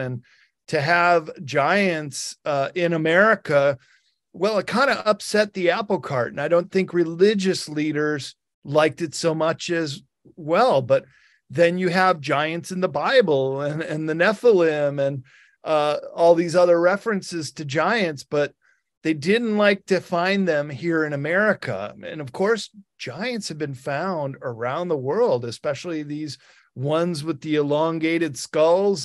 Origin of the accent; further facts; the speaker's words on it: Northwestern Illinois, United States; I grew up in Northwestern Illinois